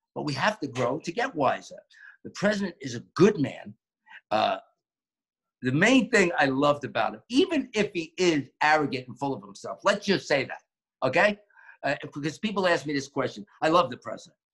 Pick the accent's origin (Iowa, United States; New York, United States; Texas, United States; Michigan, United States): New York, United States; now in Florida, United States; growing up in New York and being in the borough of Queens